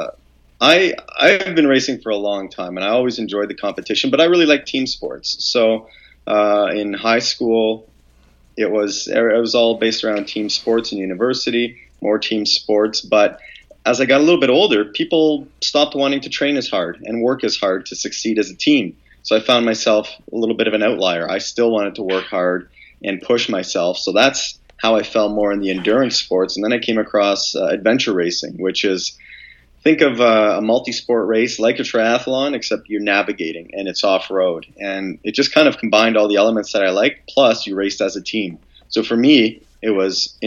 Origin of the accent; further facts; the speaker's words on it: London, Ontario, Canada; moved away; also born or lived in Canadian Rockies; I grew up in London, Ontario. That's where our family house is.